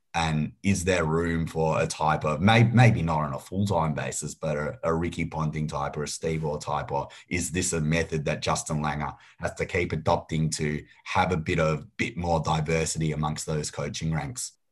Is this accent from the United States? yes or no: no; Australia; we're all Australian here